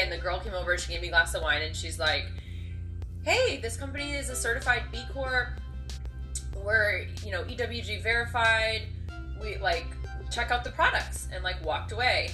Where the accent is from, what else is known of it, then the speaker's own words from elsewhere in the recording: Seattle, Washington, United States; I'm actually from Seattle and I grew up with a camera in my hand